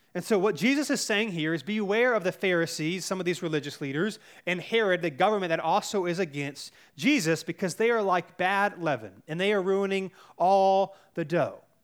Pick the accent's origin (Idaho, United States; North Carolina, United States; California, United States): North Carolina, United States; Cary; I grew up in Cary, North Carolina, which is one of the safest places to live in all the United States